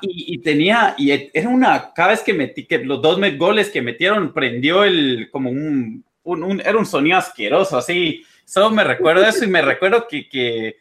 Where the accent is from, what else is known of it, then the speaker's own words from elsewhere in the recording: Guatemala; moved away; also born or lived in United States; como somos de Guate